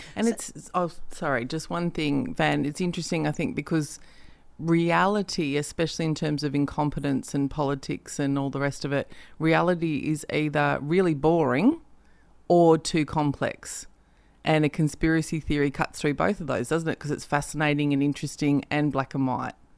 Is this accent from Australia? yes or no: yes; Perth, Western Australia, Australia; moved away; I'm actually from Perth